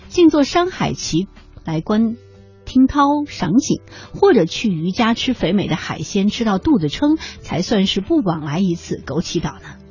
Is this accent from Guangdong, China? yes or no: no; Xi'an, Shaanxi, China; 我是西安人嘛哎，我去兵马俑应该去过几次